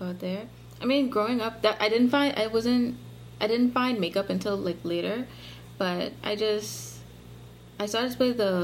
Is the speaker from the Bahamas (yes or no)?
yes; Bahamas; I was born and raised in the Bahamas. I'm still here